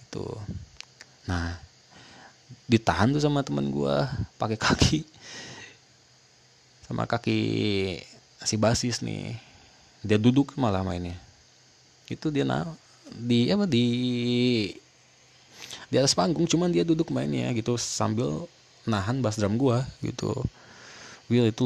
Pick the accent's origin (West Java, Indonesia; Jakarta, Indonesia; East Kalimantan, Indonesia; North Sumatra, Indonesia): West Java, Indonesia; Bogor; karena gue orang Bogor kan jadi gue tahu di Kemuning tuh gedung Kemuning di belakang kantor DPRD kan situ ada tuh ada acara situ